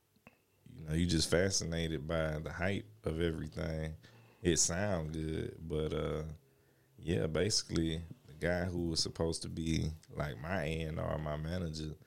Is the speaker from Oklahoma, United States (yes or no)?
no; Brunswick, Georgia, United States; I'm originally from Brunswick, Georgia